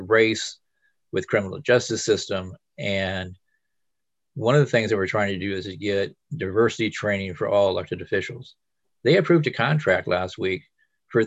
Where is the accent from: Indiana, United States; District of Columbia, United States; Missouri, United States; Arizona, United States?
Indiana, United States; South Bend; also born or lived in Monroe County, Indiana; now in Bloomington, United States; I'm from South Bend